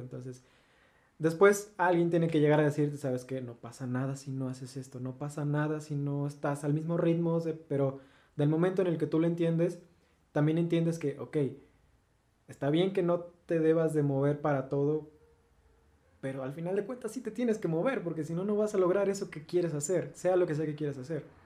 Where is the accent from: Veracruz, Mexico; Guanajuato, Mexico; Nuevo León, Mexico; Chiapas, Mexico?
Veracruz, Mexico; Soy de Veracruz